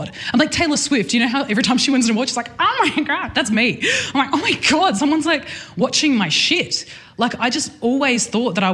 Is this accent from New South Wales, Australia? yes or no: yes; Newcastle, New South Wales, Australia; I'm from Newcastle